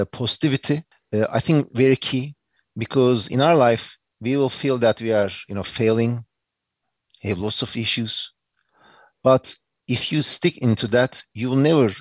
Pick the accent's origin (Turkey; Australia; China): Turkey; accent: Turkish English; English is a second language; moved away as an adult; also born or lived in United States / New York; I did my undergrad and high school and everything in Turkey, my home country